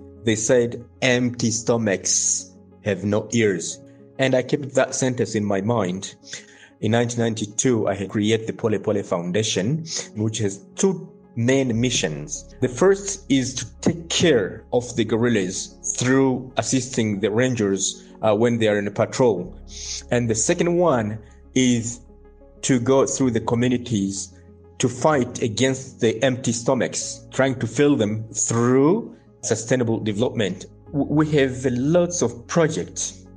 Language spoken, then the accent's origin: English; Bukavu, South Kivu, DR Congo; I was born in Bukavu, Democratic Republic of Congo, near the Kahuzi Biega National Park